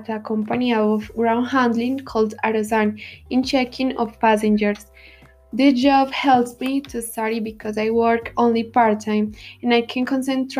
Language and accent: English; Rionegro, Antioquia, Colombia; also born or lived in Bello, Colombia / Medellín, Colombia; I was born on February 19, 2000 in Bello, Antioquia. All my childhood was in Medellin, near my grandmother's, until my 6 years, when my father Cesar, who got a new job in Renegro. That's why my parents decided to move house in El Porvenir. My elementary school was in La Industrial, Rio Negro